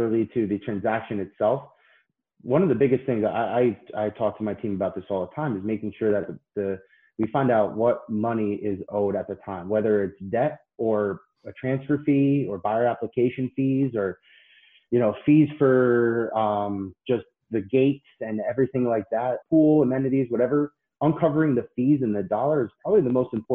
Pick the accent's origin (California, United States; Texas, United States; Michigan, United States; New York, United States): New York, United States; Patchogue; moved away as an adult; now in Florida, United States; I grew up in Patchogue, Long Island.